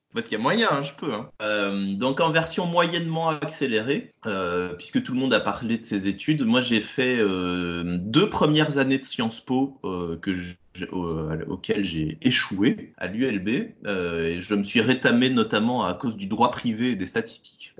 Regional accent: Belgium; moved away as an adult; also born or lived in Brussels; now in Carlipa, France; je suis un Belge émigré entre Toulouse et Carcassonne

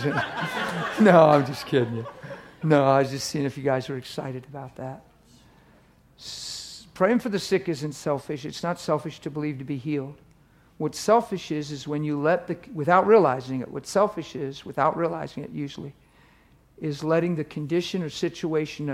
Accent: East Coast, United States; I'm from the East Coast

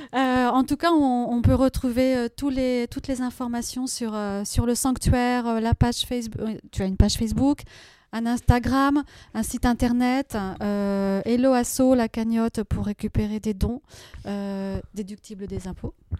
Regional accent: Paris, Île-de-France, France; en tant que parisienne

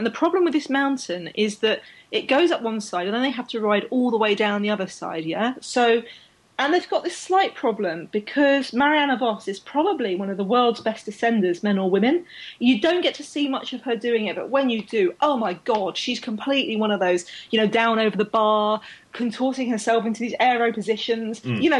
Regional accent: Australia; which I admit, as an Australian, that's probably just what you, you know, put on your jumpers for.

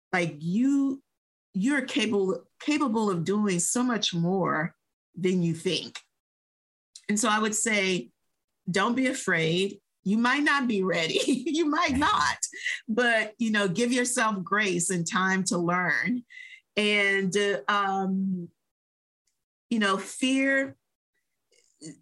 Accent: New Orleans, Louisiana, United States; now in Texas, United States; I am a New Orleans native. I was born and raised in New Orleans.

